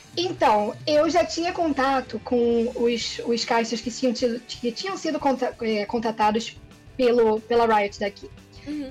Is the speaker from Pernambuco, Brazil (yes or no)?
no; Rio de Janeiro, Brazil; Eu sou do Rio